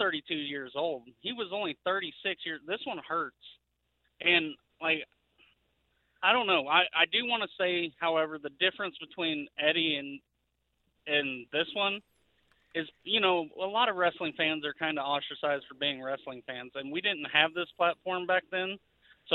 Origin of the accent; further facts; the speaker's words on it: outside of Waco, Texas, United States; I grew up outside of Waco, Texas